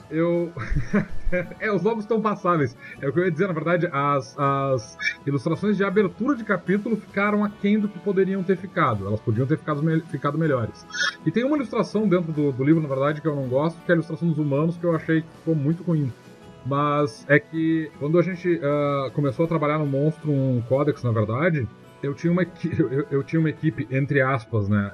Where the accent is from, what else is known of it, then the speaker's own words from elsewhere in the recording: Capão do Leão, Rio Grande do Sul, Brazil; eu sou do Capão do Leão